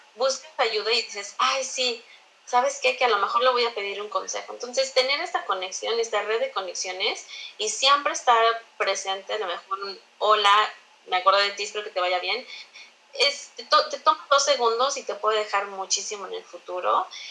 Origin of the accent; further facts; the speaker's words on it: Mexico; moved away as an adult; also born or lived in China; now in Canada; como mexicanos tenemos esta como adrenalina y se nos queman las habas